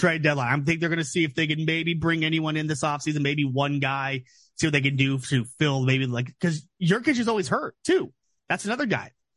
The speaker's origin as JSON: {"language": "English", "area": "the Northwest", "region": "Pacific Northwest", "country": "United States", "tie": "born or raised there", "said": "I grew up here in the Northwest"}